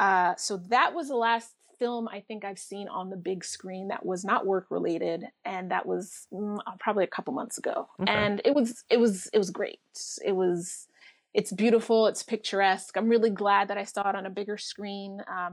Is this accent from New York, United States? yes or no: yes; New York, United States; as a New Yorker living out here, I kind of really gravitate towards stories about New York, regardless of the time period.